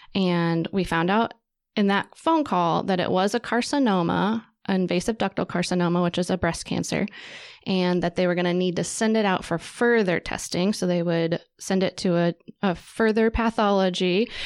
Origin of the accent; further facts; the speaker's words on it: Wichita, Kansas, United States; I grew up in Wichita